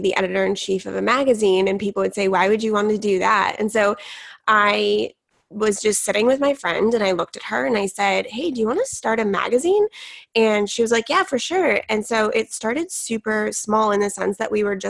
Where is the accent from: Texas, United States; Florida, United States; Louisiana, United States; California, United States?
California, United States; San Diego; I grew up in San Diego, California